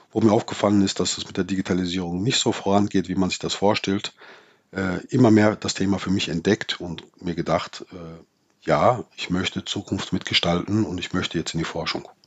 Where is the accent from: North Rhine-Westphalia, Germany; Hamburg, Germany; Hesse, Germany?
North Rhine-Westphalia, Germany; born there; Ich bin im Ruhrgebiet geboren und habe äh, mein erster Arbeitgeber war der Bergbau.